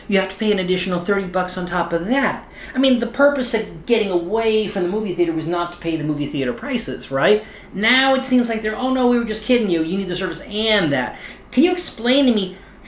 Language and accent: English; New Jersey, United States; growing up as a kid in New Jersey